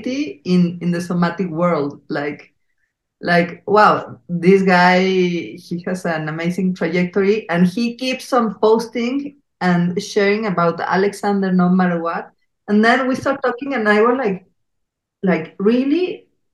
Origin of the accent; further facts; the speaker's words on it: Mexico City, Mexico; accent: Mexican, Chilango; English is a second language; our Mexican accent, Chilango